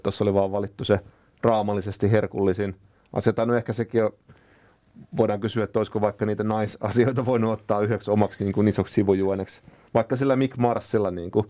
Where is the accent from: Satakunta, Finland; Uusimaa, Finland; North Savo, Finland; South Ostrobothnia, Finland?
Satakunta, Finland; Huittinen; Huittisissa, mistä mä oon kotoisin